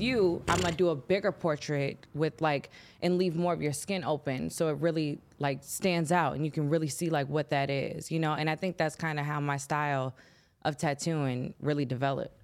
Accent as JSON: {"language": "English", "town": "Chicago", "region": "Illinois", "country": "United States", "tie": "born or raised there", "said": "I'm from Chicago. Um, my upbringing was pretty cool"}